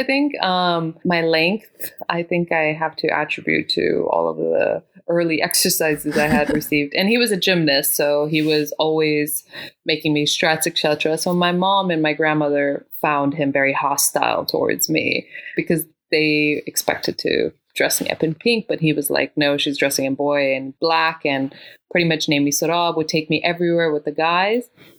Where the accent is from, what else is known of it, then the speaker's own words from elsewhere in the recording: Kabul, Afghanistan; now in Washington, D.C., United States; So I was born in Afghanistan.